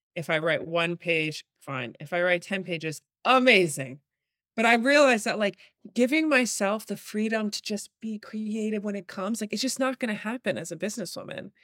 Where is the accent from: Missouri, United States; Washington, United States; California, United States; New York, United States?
New York, United States; I'm born and raised in New York